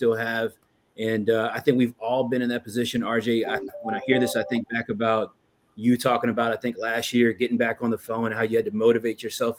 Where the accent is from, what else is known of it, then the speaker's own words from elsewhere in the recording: the South, United States; I'm from the South. I'm black, right? We got a little old saying where I'm from.